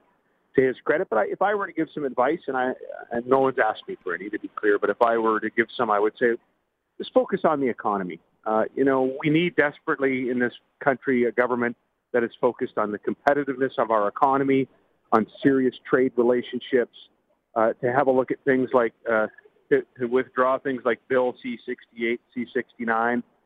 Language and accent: English; Western Canada, Canada; I'm from Western Canada